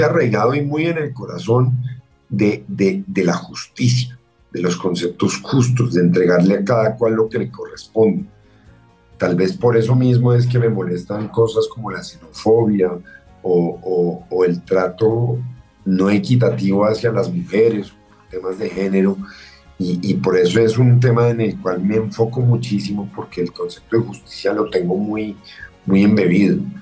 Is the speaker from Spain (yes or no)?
no; Colombia; durante gran parte de mi infancia lo más raro en Colombia era un turista